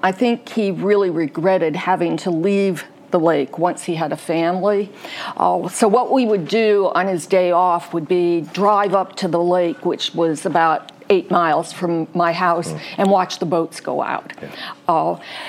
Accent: Calumet region of Indiana, United States; moved away as an adult; also born or lived in Chicago / Bloomington, Indiana / Richmond, Virginia / Arkansas; now in Greensboro, United States; I grew up in the Calumet region of Indiana, which was then the Steel Belt, is now the Rust Belt. Yeah. It was a very industrial environment and quite ugly.

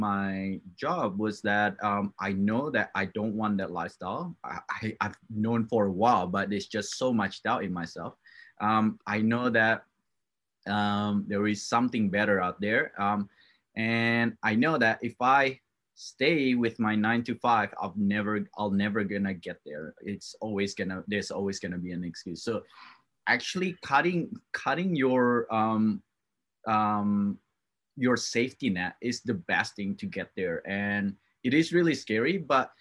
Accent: Java, Indonesia; moved away; I was born in Indonesia, and I raised up in that culture

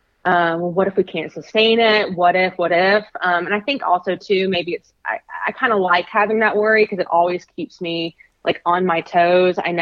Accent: Alabama, United States; I'm from Alabama

